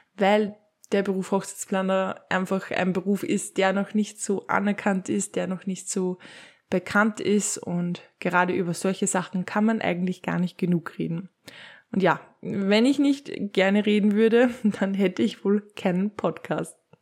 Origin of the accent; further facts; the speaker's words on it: Upper Austria, Austria; bei uns in Oberösterreich